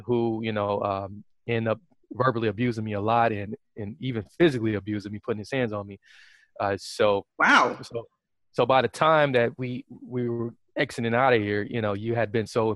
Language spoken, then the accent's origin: English; Wisconsin, United States; I was in the Army National Guard here in my home state of Wisconsin